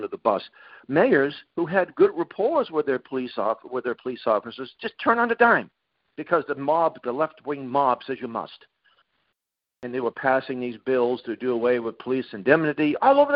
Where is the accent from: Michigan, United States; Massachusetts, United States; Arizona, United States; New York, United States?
Massachusetts, United States; Boston; now in New Hampshire, United States; growing up in Boston